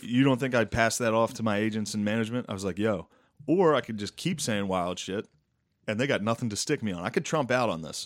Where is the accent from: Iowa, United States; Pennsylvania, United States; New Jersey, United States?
Pennsylvania, United States; Mechanicsburg; from Mechanicsburg